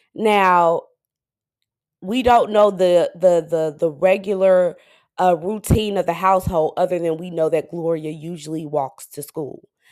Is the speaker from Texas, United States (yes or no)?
yes; Dallas, Texas, United States; I'm from Dallas, Texas, but my parents are from Flint